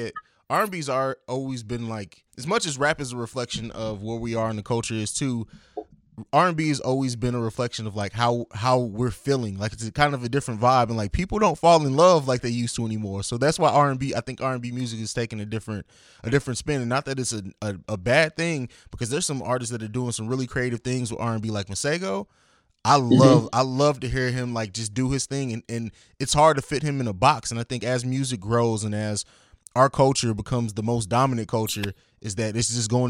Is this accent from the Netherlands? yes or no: no; Germany; also born or lived in Italy / St. Louis; now in Columbus, United States; So like I grew up in Germany, lived in Italy, moved to St. Louis, and then I came here.